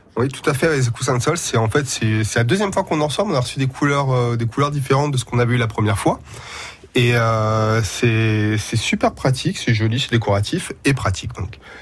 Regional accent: Portugal; now in Poitiers, France; je suis du sud euh, de l'Europe

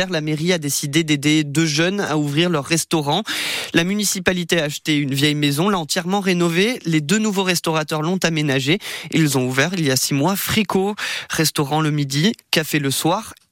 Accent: Austria; Je viens d'Autriche, là-bas on n'a pas la mer.

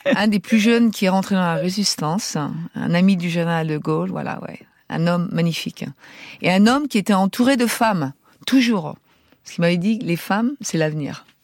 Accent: France; moved away as an adult; now in San Francisco, United States; je suis française

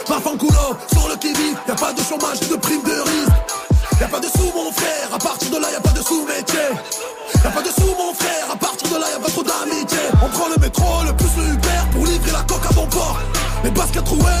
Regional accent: Marseille, Provence-Alpes-Côte d'Azur, France; je viens de Marseille, euh, Herbel 13011, dans les quartiers sud plus précisément.

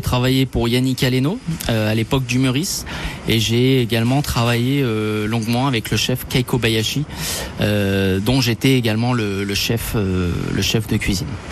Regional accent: France; je suis né en France, enfin je suis d'origine française et italienne.

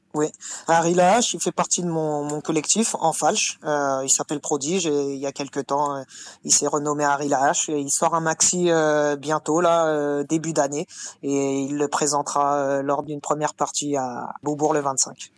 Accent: Martinique; je suis de la Martinique

